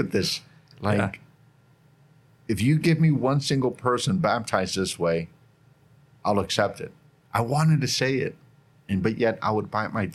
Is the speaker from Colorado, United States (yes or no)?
no; Northern Nevada, United States; moved away as an adult; also born or lived in Carson City, Nevada; now in Bakersfield, United States; I grew up in Northern Nevada, and I end up here